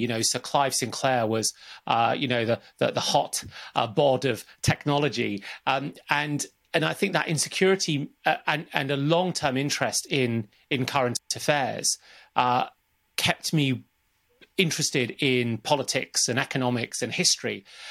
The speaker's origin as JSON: {"language": "English", "country": "Zambia", "tie": "born there", "said": "It starts from where I was born and when I was born. I was born in Zambia in 1972, and my dad was working out there as an accountant"}